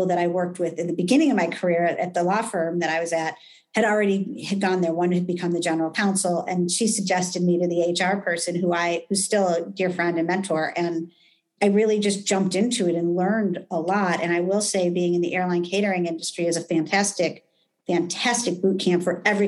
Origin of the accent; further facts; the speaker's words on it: United States; being an American